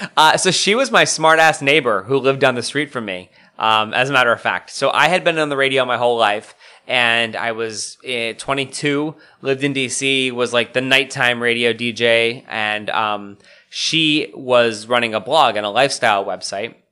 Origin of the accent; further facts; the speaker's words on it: Scranton, Pennsylvania, United States; now in Washington, D.C., United States; my hometown of Scranton, Pennsylvania